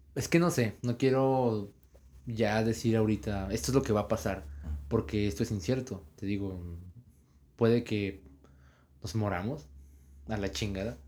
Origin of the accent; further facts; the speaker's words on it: Saltillo, Coahuila, Mexico; first language Spanish; somos de Saltillo Coahuila